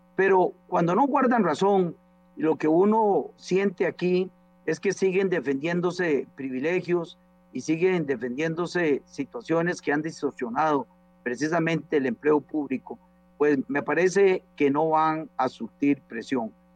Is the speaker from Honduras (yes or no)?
no; Costa Rica